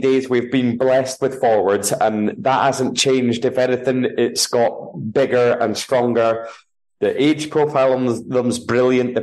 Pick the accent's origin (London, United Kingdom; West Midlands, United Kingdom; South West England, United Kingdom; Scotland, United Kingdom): Scotland, United Kingdom